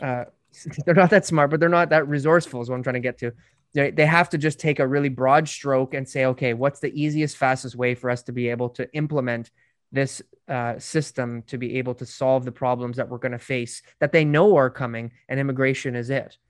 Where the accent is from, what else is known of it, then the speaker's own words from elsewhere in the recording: Canada; my family came here in the fifties, so, you know, they dealt with those hardships for, for being Irish many, many years ago